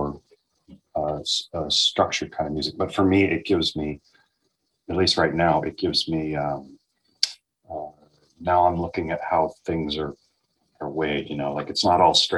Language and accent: English; Texas, United States; growing up in Texas